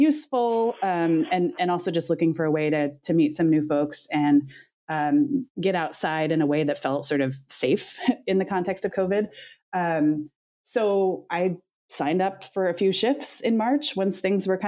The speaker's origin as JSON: {"language": "English", "area": "the Redwoods", "region": "Northern California", "country": "United States", "tie": "born or raised there", "moved": "as an adult", "lives_now": "Oregon, United States", "said": "I'm originally from Northern California, actually, the Redwoods"}